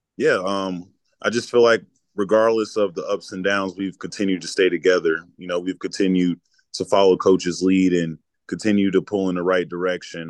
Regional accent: Charlotte, North Carolina, United States; moved away; growing up in Charlotte, North Carolina

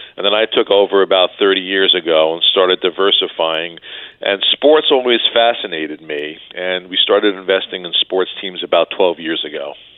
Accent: New York, United States; growing up in New York

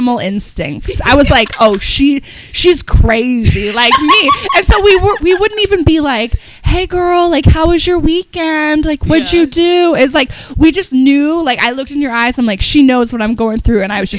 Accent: Midwest, United States; now in Los Angeles, United States; I'm from the Midwest.

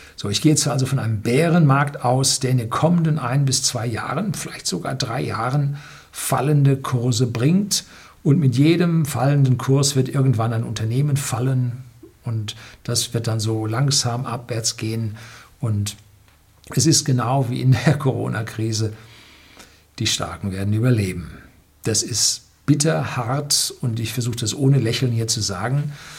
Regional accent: Germany; hier bei uns in Deutschland

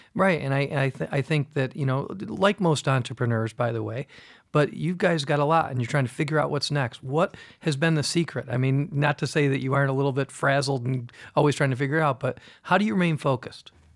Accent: Fairport, New York, United States; I grew up in Fairport. I went to school in Fairport.

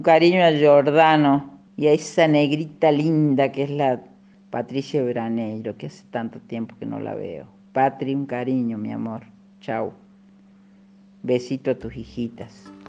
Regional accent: Villa Tulumba, Córdoba, Argentina; moved away; also born or lived in Buenos Aires; este paisaje que me vio nacer y yo disfruté mucho en él

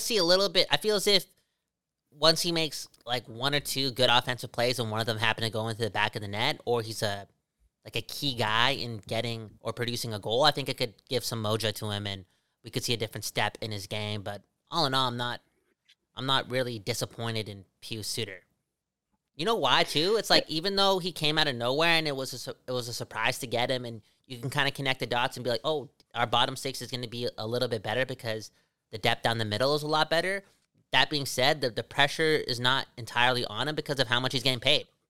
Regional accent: Surrey, British Columbia, Canada; I got a lot of bias from my hometown.

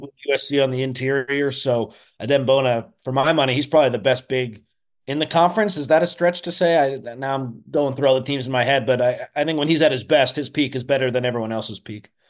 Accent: East Coast, United States; moved away; I'm from the East Coast, but my family came out to Chicago

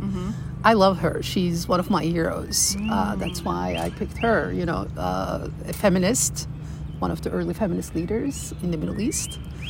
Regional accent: Istanbul, Turkey; now in Williamsburg, United States; I'm from Turkey.

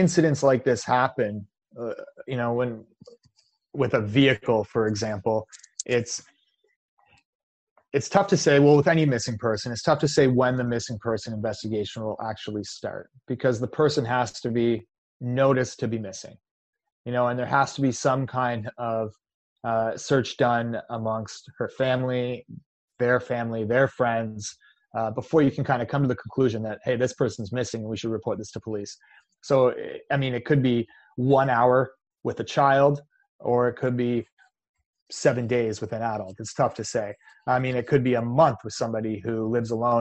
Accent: Canada; I'm Canadian

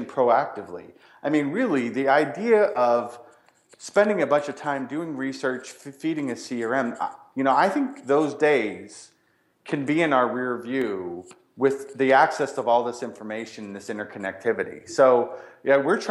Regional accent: Ireland; I'm Irish

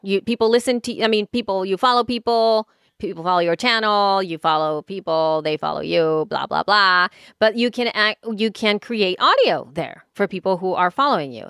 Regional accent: El Salvador; English is a second language; now in United States; I grew up in El, in El Salvador

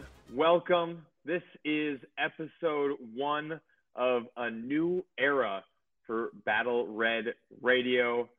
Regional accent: Minneapolis, Minnesota, United States; I grew up in Minneapolis, sitting on a couch in Minneapolis

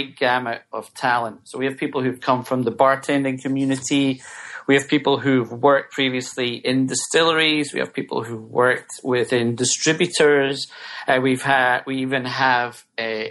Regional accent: Scotland, United Kingdom; now in United States; I'm from Scotland

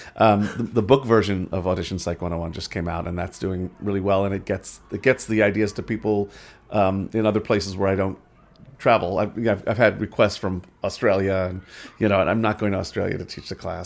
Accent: New York, United States; moved away; I'm from New York originally

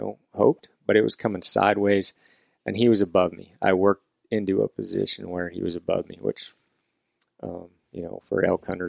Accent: Washington, United States; here in Washington, you know, I had an elk tag for my home state

